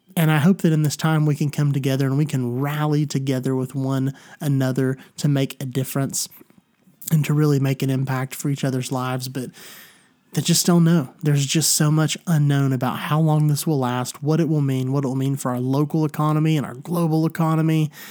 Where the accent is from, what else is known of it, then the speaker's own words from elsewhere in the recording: Tennessee, United States; my home state of Tennessee